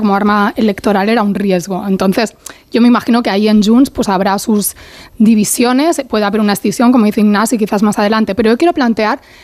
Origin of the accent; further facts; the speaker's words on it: Catalonia, Spain; siendo catalana